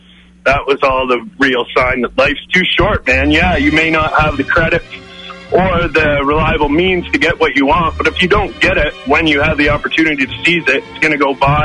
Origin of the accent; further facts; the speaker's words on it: Ontario, Canada; now in Alberta, Canada; the kicker is I'm from Ontario